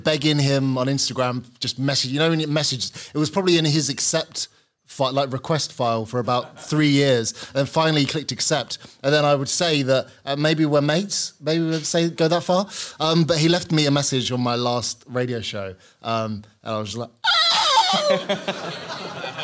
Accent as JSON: {"language": "English", "town": "Gravesend", "region": "South East England", "country": "United Kingdom", "moved": "yes", "lives_now": "London, United Kingdom", "said": "I'm actually from Kent. Yeah, a place called Gravesend in Kent"}